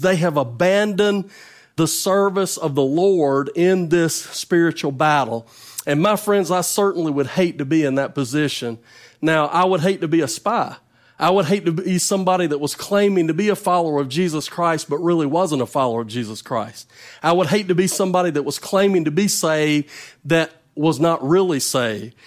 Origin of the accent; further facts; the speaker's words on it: North Carolina, United States; now in Mississippi, United States; I, I was not born in Mississippi. I'm from North Carolina, but I've lived in Mississippi a long time